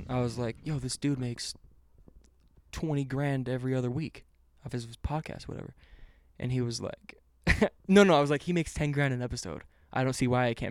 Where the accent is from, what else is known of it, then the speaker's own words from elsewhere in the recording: Tennessee, United States; moved away; I'm from Tennessee